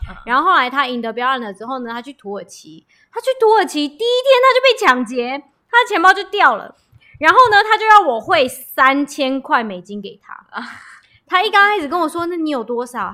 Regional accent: Taiwan; 他知道我是台湾人

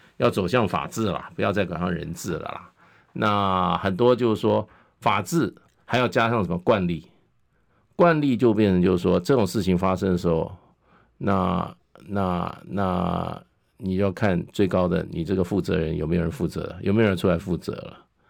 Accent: Taiwan; 我们台湾人是怎么样？重情重义

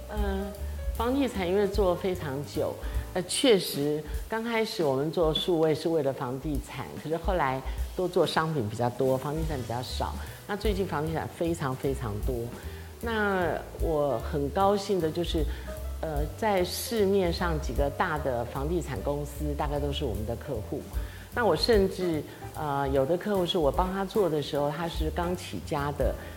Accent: Taiwan; 我们台湾人

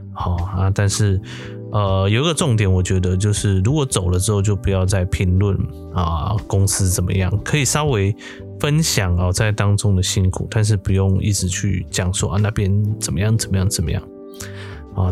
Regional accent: Chiayi, Taiwan; 在嘉义，我们家讲台语就是非常的轻松嘛

